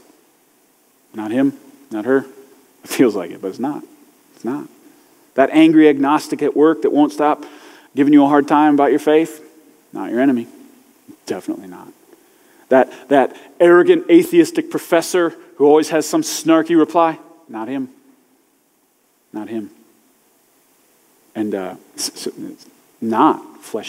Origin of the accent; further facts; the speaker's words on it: United States; I'm American and I'm a Christian